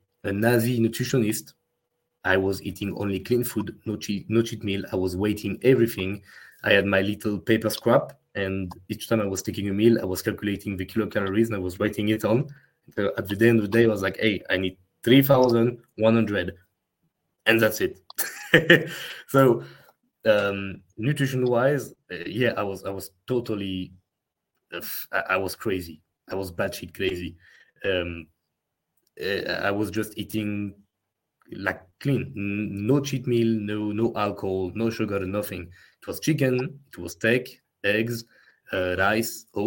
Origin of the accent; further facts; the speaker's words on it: France; accent: French; English is a second language; my French accent